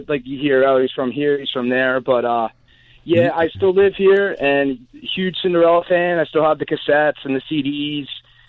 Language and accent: English; Broomall, Pennsylvania, United States; I grew up, and I still live in Broomall, PA, Delaware County.